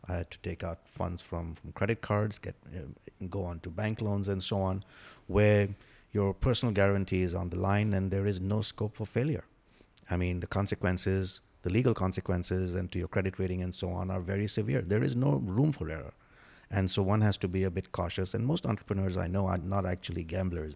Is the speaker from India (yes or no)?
yes; India; moved away as an adult; also born or lived in Africa / Galveston area, United States; now in United States; I grew up in India, did my, all my education in India